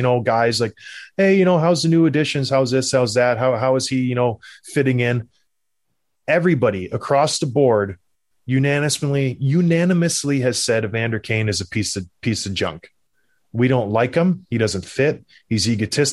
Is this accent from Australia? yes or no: no; Canada; I'm from Canada